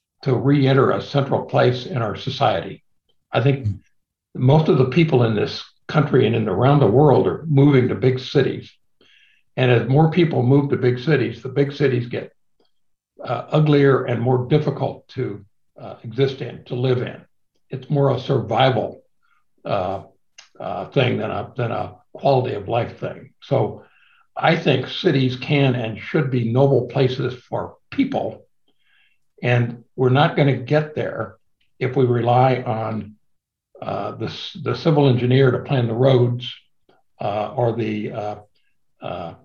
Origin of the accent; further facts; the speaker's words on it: Midwest, United States; I'm from the Midwest. I was almost 21 before I ever saw a mountain or the ocean.